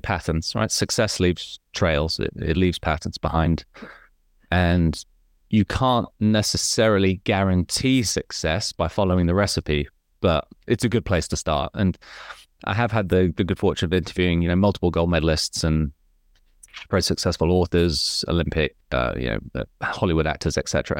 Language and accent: English; Hong Kong; my life was fairly comfortable in Hong Kong